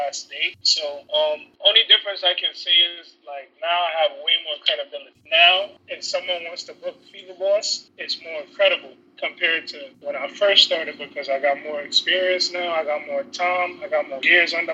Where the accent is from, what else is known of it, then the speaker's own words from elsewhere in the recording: New York City, New York, United States; also born or lived in Jamaica; Born and raised in the Bronx. Family, they all from Jamaica, so you know, back and forth